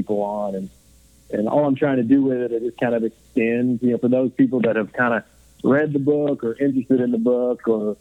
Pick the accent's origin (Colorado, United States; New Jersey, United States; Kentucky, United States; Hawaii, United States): Kentucky, United States; Grayson; moved away as an adult; also born or lived in Lakeland, Florida; I'm born and raised in Grayson, Kentucky